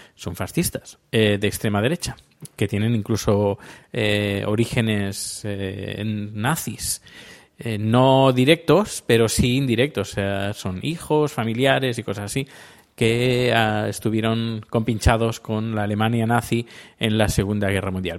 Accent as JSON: {"language": "Spanish", "country": "Spain", "moved": "yes", "lives_now": "Sweden", "said": "soy sueco y español a la vez"}